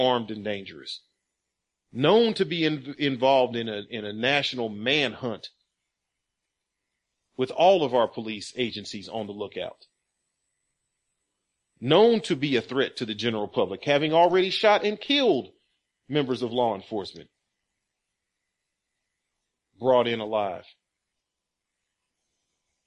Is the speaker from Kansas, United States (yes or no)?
yes; Kansas, United States; I'm from Kansas